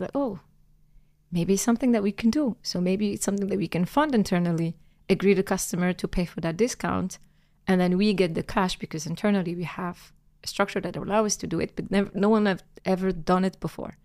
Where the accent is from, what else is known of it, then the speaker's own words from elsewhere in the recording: Algeria; moved away as an adult; I'm Algerian born and raised. Um, I grew up in Algeria